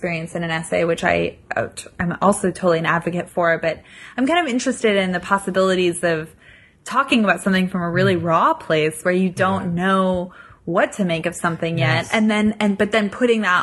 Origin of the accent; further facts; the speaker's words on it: United States; I'm an American tourist